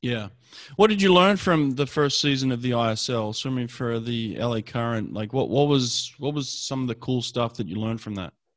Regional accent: Sydney, New South Wales, Australia; now in Los Angeles, United States; I grew up in Sydney, Australia

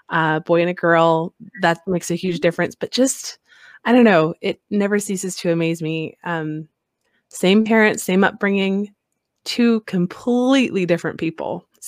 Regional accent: Colorado, United States; now in Alaska, United States; I'm from Colorado before Alaska, where the sun shines like 360 days of the year.

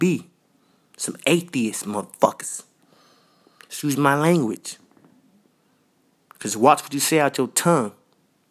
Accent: New York City, New York, United States; I was raised in Queens. I was raised in Jamaica, Queens.

